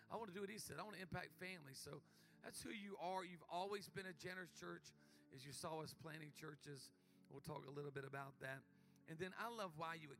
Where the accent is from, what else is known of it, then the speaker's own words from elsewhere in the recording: Myrtle Beach, South Carolina, United States; A little small church in where I grew up, Myrtle Beach, South Carolina